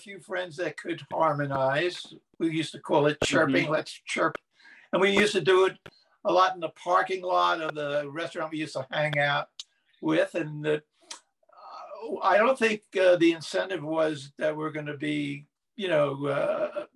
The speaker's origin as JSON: {"language": "English", "region": "New Jersey", "country": "United States", "tie": "born or raised there", "also_born_or_lived": "Los Angeles", "moved": "yes", "lives_now": "Joshua Tree, United States", "said": "I grew up in New Jersey, so I listened to New York stations"}